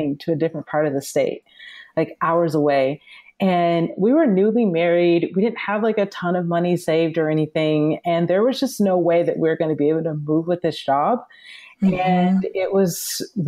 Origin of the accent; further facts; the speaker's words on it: Atlanta, Georgia, United States; now in Los Angeles, United States; I'm originally from the South. I'm from Atlanta, Georgia, and I currently live in Los Angeles.